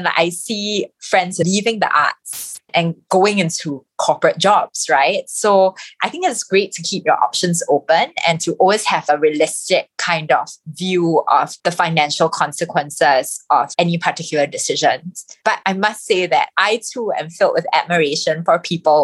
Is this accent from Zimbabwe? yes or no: no; Singapore; I am a Singaporean